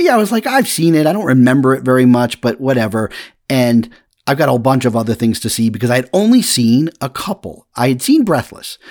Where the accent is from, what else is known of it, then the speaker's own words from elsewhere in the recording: Massachusetts, United States; when I was growing up in Massachusetts